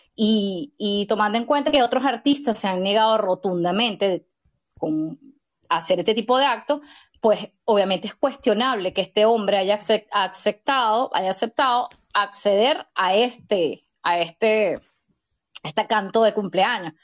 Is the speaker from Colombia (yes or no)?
no; Venezuela; yo como venezolana